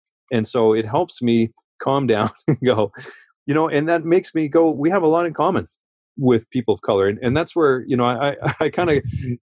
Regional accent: Canada; I'm a Canadian

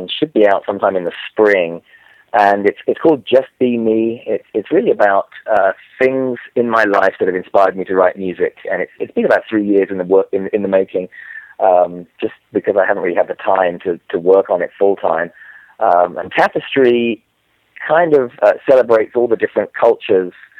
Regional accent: England, United Kingdom; accent: English; moved away as an adult; also born or lived in New York; now in Florida, United States; I grew up in England, if you can't tell from my accent.

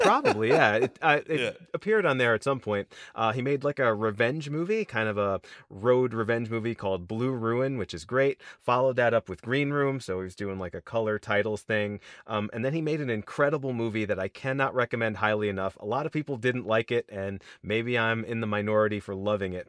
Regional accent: United States; particularly as American audiences

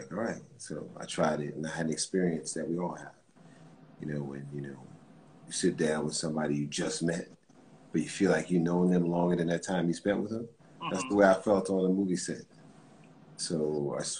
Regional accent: Mount Vernon, New York, United States; moved away as an adult; also born or lived in the Bronx, New York; I'm a kid from Mount Vernon in the Bronx

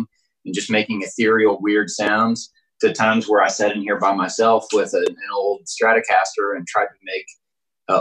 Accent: Southeast Oklahoma, United States; I grew up in Southeast Oklahoma when we were very poor

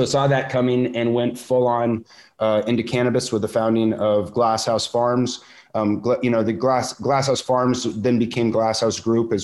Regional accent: Santa Barbara, California, United States; my hometown of Santa Barbara

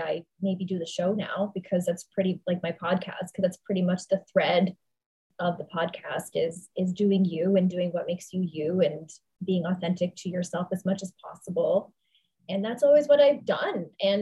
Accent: Toronto, Ontario, Canada; also born or lived in New York; I'm Canadian. So I really had no other options in New York other than waitressing at that time. So I went back home to Toronto

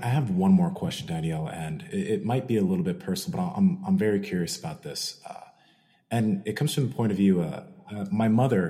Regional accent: Nigeria; I'm Nigerian

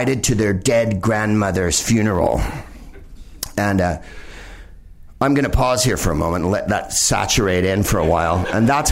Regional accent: San Carlos, California, United States; now in Los Angeles, United States; I'm from San Carlos, California, the whitest place on earth

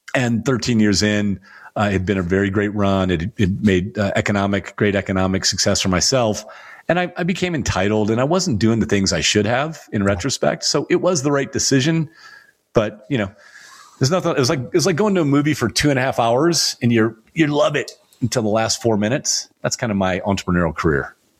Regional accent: United States; I'm still a tall white guy growing up in the United States.

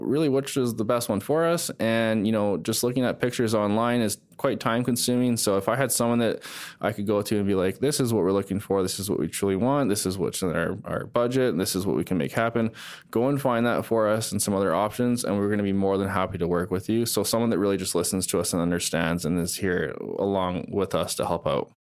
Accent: Calgary, Alberta, Canada; also born or lived in Surrey, British Columbia; Born in Surrey, BC, the Vancouver area. Moved to Calgary actually when I was quite young. So I do consider myself a Calgarian

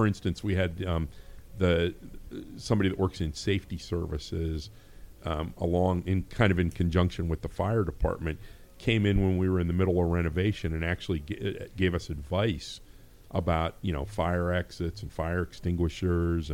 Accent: Hubbard, Ohio, United States; I actually went to school here. I grew up in Hubbard

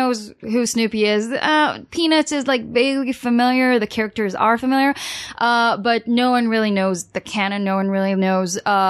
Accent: New York, United States; born there; also born or lived in Los Angeles; I was born in New York, and I did live in Los Angeles

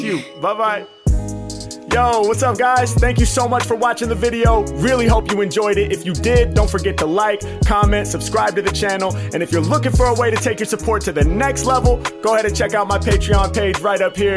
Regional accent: Los Angeles, California, United States; I'm from uh, Los Angeles

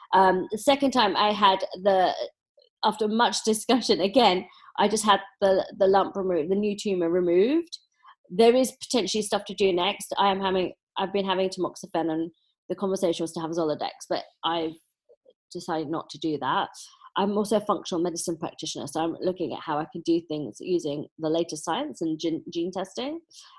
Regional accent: London, United Kingdom; I was born in Dulwich.

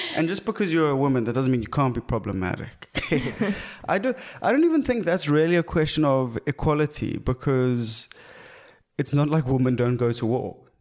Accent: South Africa; being South African

